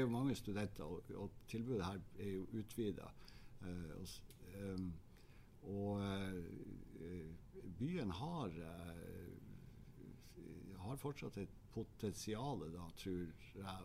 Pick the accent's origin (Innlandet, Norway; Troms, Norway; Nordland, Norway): Troms, Norway; Harstad; also born or lived in Oslo; Jeg er jo harstadværing, født i Harstad